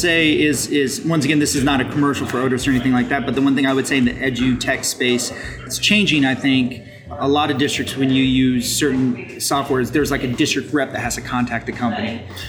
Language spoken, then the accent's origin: English; Midwest, United States; now in California, United States; growing up in the Midwest